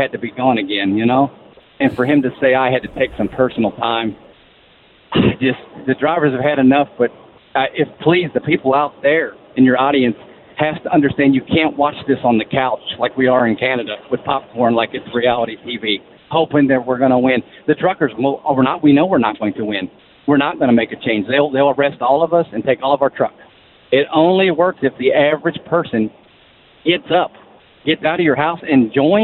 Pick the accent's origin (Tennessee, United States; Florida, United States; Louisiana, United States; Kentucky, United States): Kentucky, United States; I'm from Kentucky, and I'm there